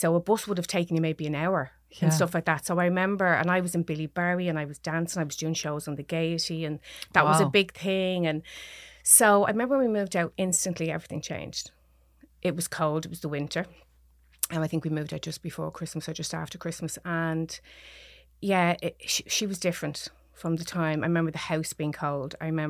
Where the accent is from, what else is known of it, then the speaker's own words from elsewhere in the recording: Dublin, Leinster, Ireland; I am. I'm from Dublin, yeah. I've been living in Beaumont now, where I'm originally from, actually.